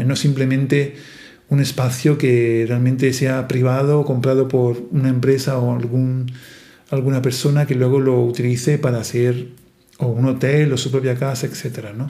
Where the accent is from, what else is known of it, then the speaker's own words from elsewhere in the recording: Italy; Spanish is a second language; now in Marche, Italy; soy italiano